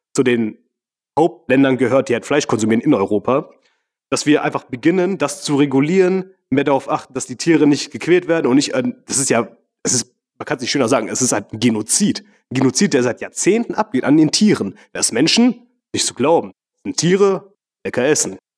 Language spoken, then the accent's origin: German; Mauritius; moved away; in meiner Heimat, gegenüber von der Küste von Mauritius